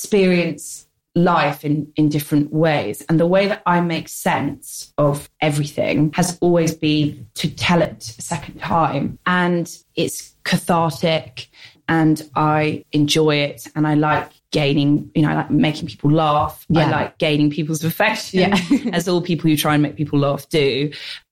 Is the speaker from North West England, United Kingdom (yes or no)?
no; London, United Kingdom; I grew up in the North London suburbs, which was like, I was the only non-Jewish person in Stanmore